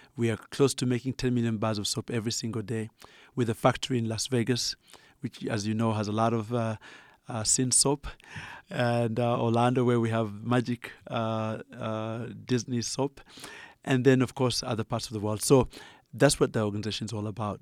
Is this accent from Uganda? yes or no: yes; Uganda; accent: Ugandan; moved away; as you can tell from my accent, I'm originally Ugandan.